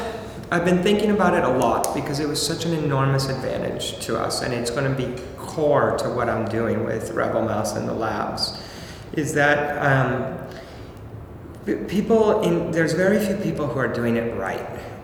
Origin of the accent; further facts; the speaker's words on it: Mexico; born there; I was born in Mexico. My mom's Mexican. My wife is Bulgarian.